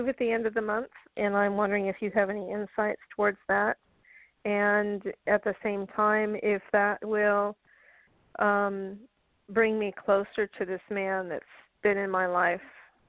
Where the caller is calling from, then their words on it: Florida, United States; I'm calling from Florida.